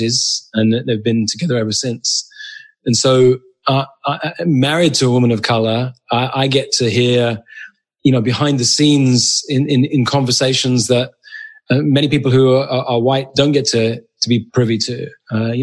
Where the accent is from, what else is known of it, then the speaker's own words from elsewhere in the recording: England, United Kingdom; moved away as an adult; now in United States; So I'm British. I'm white. I'm Jewish. Grew up in England. I'm a citizen of the United States these days. I've been here about 14 years.